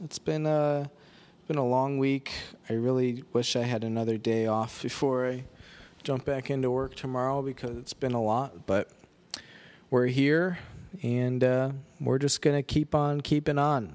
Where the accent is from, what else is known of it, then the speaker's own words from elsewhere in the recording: Rockford, Illinois, United States; Rockford, Illinois, more or less my hometown.